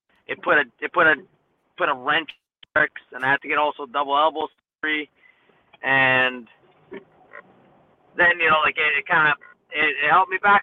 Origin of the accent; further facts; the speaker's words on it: New York City, New York, United States; also born or lived in Miami / Columbus; I grew up in New York City, pretty much. When I was in Miami, went to live in Columbus for a bit, then came to New York, and been living here ever since.